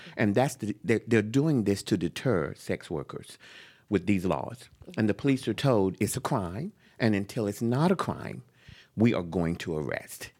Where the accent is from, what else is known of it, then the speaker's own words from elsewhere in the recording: Jacksonville, North Carolina, United States; now in San Francisco, United States; I was born in North Carolina, Jacksonville, a male